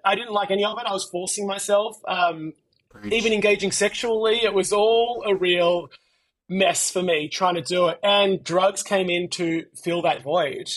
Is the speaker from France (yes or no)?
no; Melbourne, Victoria, Australia; I am from Melbourne, Australia